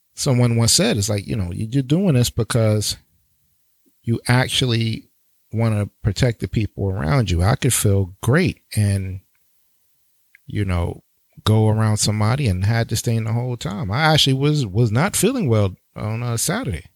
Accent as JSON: {"language": "English", "town": "New York City", "region": "New York", "country": "United States", "tie": "born or raised there", "said": "New York, my hometown, New York City, Brooklyn all day"}